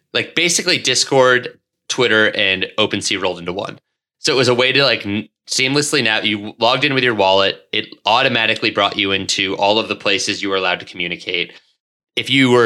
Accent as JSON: {"language": "English", "region": "Connecticut", "country": "United States", "tie": "born or raised there", "said": "I grew up in Connecticut"}